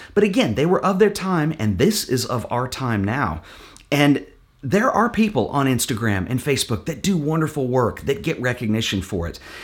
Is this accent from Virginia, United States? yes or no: no; Fort Worth, Texas, United States; my hometown in Fort Worth here